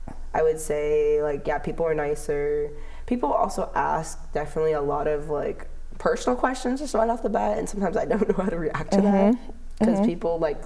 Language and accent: English; Los Angeles, California, United States; moved away as an adult; now in Oregon, United States; Like in LA. And I'm like, Sherman Oaks.